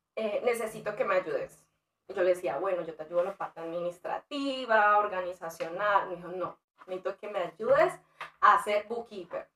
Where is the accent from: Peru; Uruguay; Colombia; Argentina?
Colombia; moved away as an adult; now in United States; en mi país eh, yo estudié negocios, trabajaba con empresas como el SENA, Bavaria, Fenalco